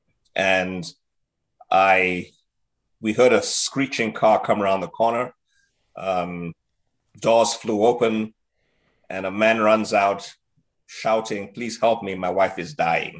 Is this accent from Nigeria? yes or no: yes; Nigeria; moved away; I was in boarding school in Nigeria, where I grew up